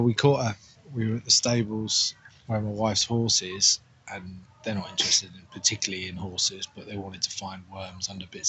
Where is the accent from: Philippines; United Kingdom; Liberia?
United Kingdom; Marlow, South East England; also born or lived in Liverpool / Northampton; I was born in Liverpool, then most of my life was down in Buckinghamshire, in Marlow.